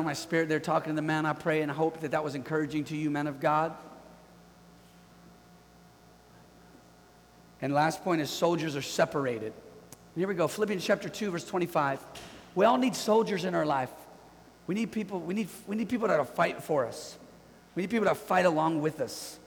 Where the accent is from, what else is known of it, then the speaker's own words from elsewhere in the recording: Bay Area, California, United States; We're from the Bay Area